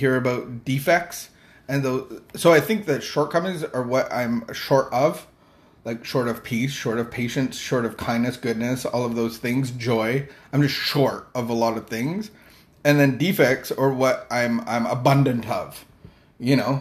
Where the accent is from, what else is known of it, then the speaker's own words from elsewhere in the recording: Indonesia; moved away; I grew up in Asia, in Indonesia